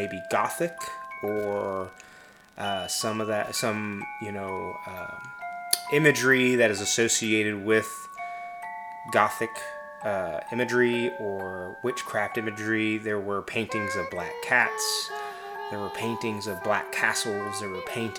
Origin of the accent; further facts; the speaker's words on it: Midwest, United States; growing up in the Midwest